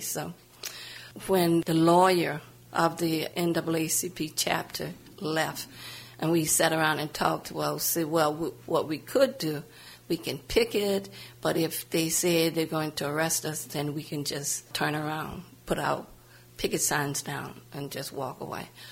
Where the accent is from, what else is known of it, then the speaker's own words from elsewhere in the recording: New Orleans, Louisiana, United States; moved away as an adult; also born or lived in New York / Bronx / Lower East Side / California; I grew up in New Orleans, Louisiana, mm-hmm. but I wasn't born there. I moved there when I was close to 3